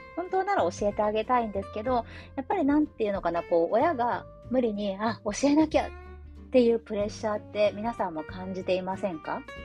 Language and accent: Japanese; Tokushima, Japan; moved away as an adult; 私の出身の徳島県